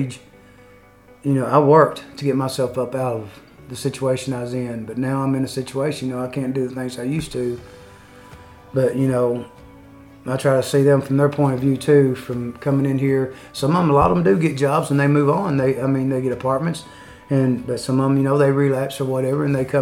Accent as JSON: {"language": "English", "town": "Louisville", "region": "Kentucky", "country": "United States", "also_born_or_lived": "Ohio County, Kentucky", "moved": "yes", "lives_now": "Owensboro, United States", "said": "I'm from Ohio County, but originally from Louisville, Kentucky"}